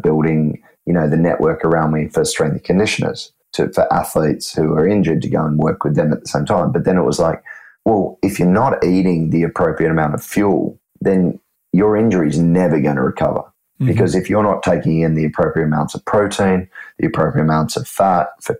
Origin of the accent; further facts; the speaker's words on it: Australia; now in Sydney, Australia; me being an Aussie